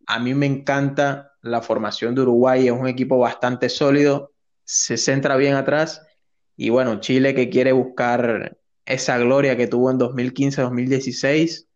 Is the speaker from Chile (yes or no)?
no; Colombia; ciudadano colombiano